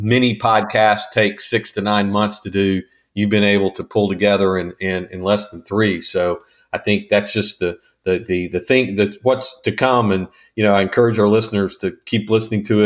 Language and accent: English; Northwest Arkansas, United States; I grew up in Northwest Arkansas